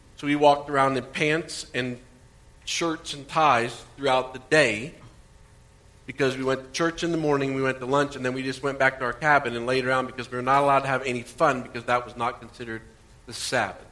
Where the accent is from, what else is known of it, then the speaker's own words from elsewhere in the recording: Indiana, United States; moved away; Growing up in Indiana